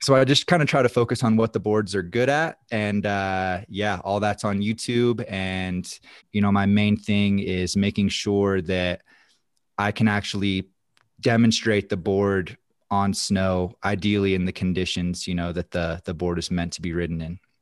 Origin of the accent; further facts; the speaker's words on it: North Carolina, United States; moved away as an adult; now in Silverthorne, United States; I actually grew up on the East Coast. I'm originally from North Carolina, so that's, uh, where it all started for me. Grew up out there